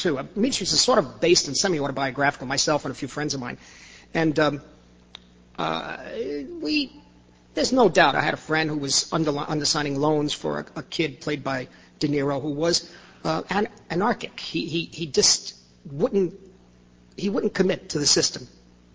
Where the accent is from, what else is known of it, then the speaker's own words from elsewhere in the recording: New York City, New York, United States; also born or lived in Corona, Queens; I grew up in the Lower East Side